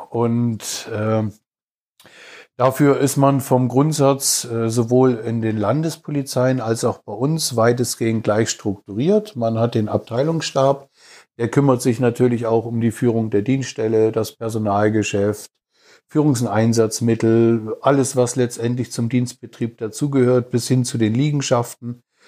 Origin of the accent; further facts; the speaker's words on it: Laupheim, Baden-Württemberg, Germany; moved away; also born or lived in Frankfurt / Moscow / Berlin; komme gebürtig aus Baden-Württemberg, aus Laubheim in der Nähe von Ulm, bin aber äh, über Frankfurt, Moskau, Berlin, ja eigentlich schon fast in jedem Winkel, äh, zumindest Deutschlands und auch teilweise im Ausland gewesen.